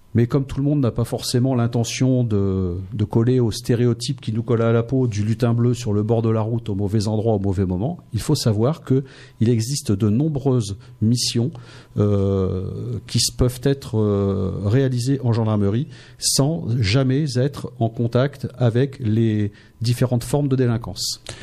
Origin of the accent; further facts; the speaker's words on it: Noyon, Hauts-de-France, France; moved away as an adult; also born or lived in Seine-Saint-Denis / Martinique / Amiens; je suis originaire de Noyon